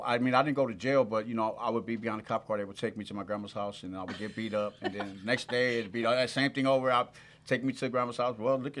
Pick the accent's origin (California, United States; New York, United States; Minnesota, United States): California, United States; Carson; moved away as an adult; now in Utah, United States; I'm right here, the best city in the world, right here, Carson, California